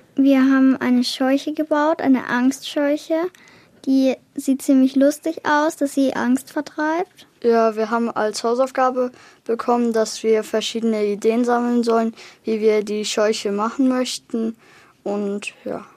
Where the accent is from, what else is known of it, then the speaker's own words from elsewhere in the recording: Holzkirchen, Bavaria, Germany; ich bin zehn Jahre alt und komme aus Holzkirchen